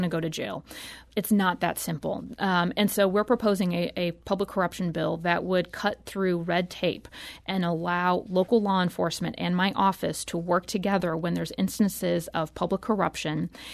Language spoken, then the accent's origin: English; St. Louis, Missouri, United States; I'm from Saint Louis. I grew up here